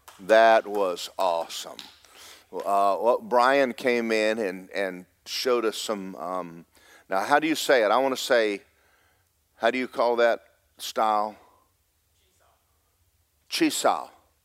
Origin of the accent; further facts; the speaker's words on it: Cherry Point, North Carolina, United States; born there; because I was born in Cherry Point, North Carolina.